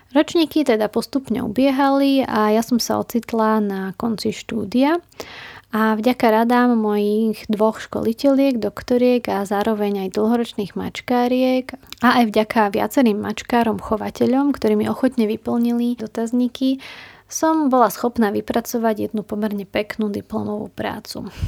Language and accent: Slovak; Slovakia; Prišla som domov na Slovensko